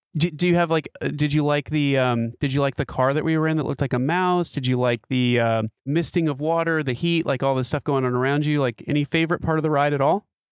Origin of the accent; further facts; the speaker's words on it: Seattle, Washington, United States; we're from Seattle, so that says something. We're, we're used to being out in the rain